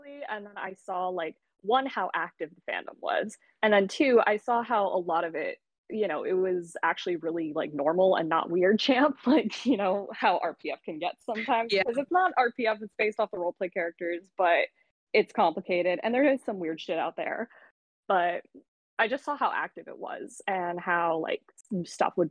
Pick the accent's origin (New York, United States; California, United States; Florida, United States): California, United States; San Diego; my hometown, San Diego